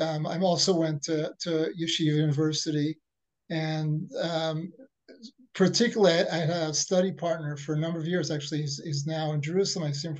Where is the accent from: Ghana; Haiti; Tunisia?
Tunisia; Yeah, I'm also from Tunisia.